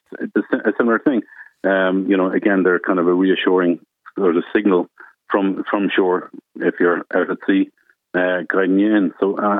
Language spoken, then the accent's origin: English; Bettystown, Leinster, Ireland; I grew up in Bettystown, just outside Drogheda